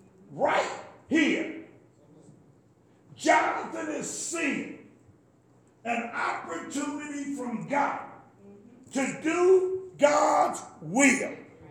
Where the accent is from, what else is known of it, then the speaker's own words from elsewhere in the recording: North Carolina, United States; Yeah, I'm from North Carolina too.